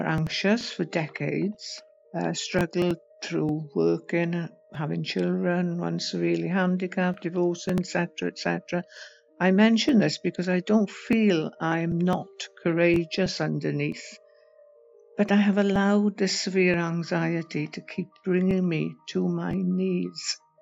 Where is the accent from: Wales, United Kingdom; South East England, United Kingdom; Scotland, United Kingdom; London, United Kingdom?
Wales, United Kingdom; I'm from Wales in the U K.